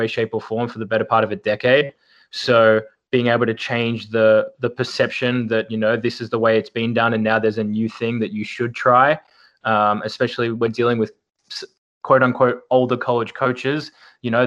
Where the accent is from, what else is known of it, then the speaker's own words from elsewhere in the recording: Melbourne, Victoria, Australia; moved away as an adult; Born and raised in Melbourne, Australia